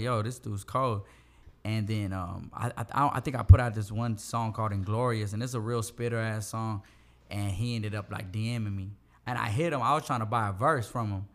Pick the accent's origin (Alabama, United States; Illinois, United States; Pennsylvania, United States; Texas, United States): Texas, United States; Houston; I'm from the southeast side of Houston. I'm from Meadowbrook.